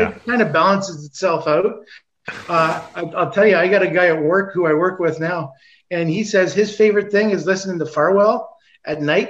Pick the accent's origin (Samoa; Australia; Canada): Canada; Toronto, Ontario; grew up in Toronto, right downtown by St. Mike's Arena in Toronto